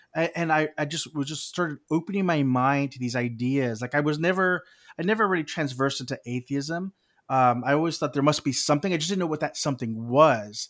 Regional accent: South Texas, United States; I grew up in South Texas

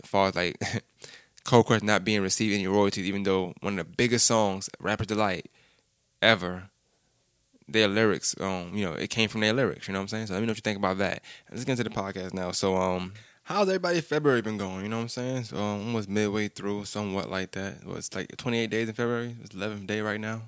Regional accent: New York City, New York, United States; I'm from Brooklyn

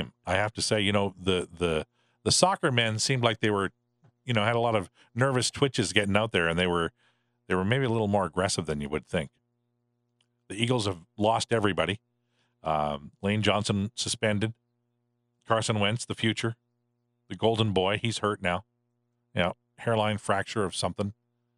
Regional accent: Saskatchewan, Canada; moved away; I grew up there, I know most of the small towns of Saskatchewan

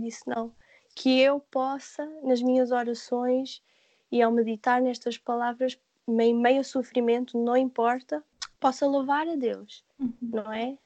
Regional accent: Portugal; moved away; eu sou portuguesa

